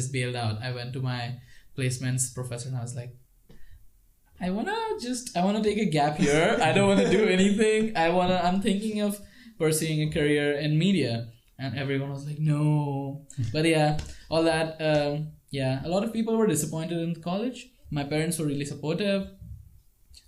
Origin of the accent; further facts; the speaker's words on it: Mumbai, Maharashtra, India; moved away as an adult; now in Prague, Czech Republic; I'm from Mumbai. I was born and brought up in Mumbai